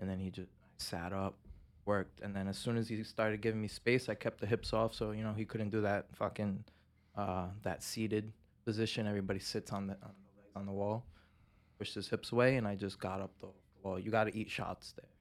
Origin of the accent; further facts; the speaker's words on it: Pawtucket, Rhode Island, United States; I'm from Pawtucket